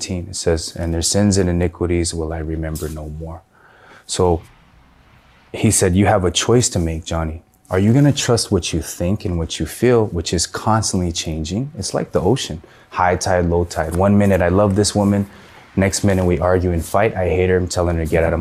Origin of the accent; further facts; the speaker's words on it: San Gabriel Valley, California, United States; I'm from the San Gabriel Valley